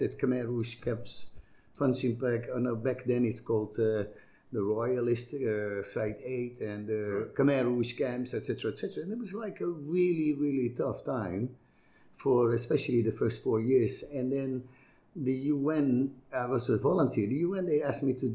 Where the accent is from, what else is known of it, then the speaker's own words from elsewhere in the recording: southern Netherlands, Netherlands; moved away; come from a rural small village in the south of the Netherlands and grew up in a pretty basic poor family situation